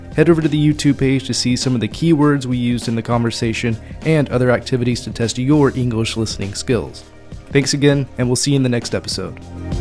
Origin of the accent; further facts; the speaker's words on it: United States; moved away; I would consider my hometown, but it's actually kind of in a bowl